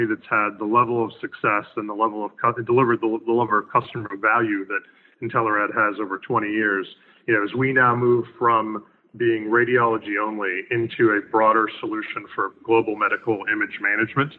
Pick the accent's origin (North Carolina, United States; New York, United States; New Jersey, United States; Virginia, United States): North Carolina, United States; Raleigh; my hometown of Raleigh, North Carolina